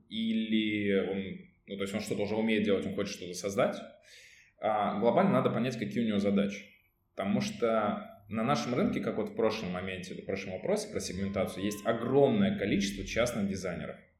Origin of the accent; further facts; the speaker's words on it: Ivanovo, Ivanovo Oblast, Russia; moved away as an adult; now in Saint Petersburg, Russia; я был в родном городе, это город Иваново